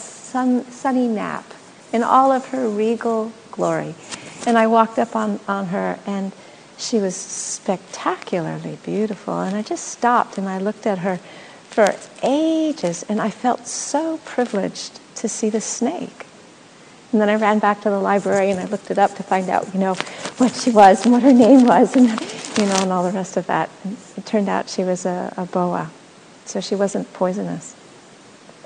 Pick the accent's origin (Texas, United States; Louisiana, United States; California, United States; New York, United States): California, United States; Los Angeles; moved away as an adult; also born or lived in Australia; now in Portland, United States; I was born in Los Angeles, you know. I didn't actually grow up with nature. I grew up with in a concrete jungle